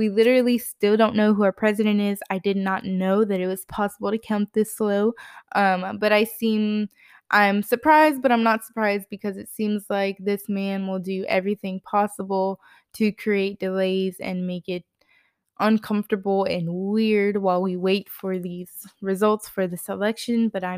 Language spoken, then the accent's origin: English; Texas, United States; But I grew up in Central Texas, so I actually grew up around one of the best orthopedic hospitals to be around if you do have an orthopedic issue, which is Scott and White Hospital.